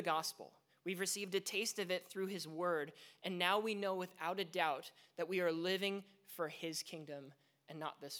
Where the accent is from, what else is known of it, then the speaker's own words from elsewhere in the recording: Vancouver, British Columbia, Canada; moved away; I grew up in Vancouver